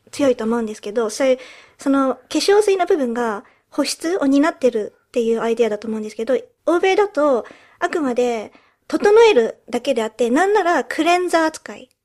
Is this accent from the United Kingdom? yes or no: yes; United Kingdom; also born or lived in Japan; 日本生まれイギリス育ちの私たちがロンドンからお送りする